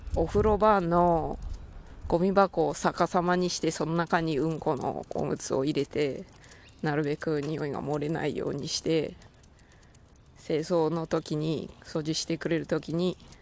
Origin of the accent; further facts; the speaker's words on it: Takaoka, Toyama, Japan; moved away; 私の地元富山の高岡高岡市なんですけれど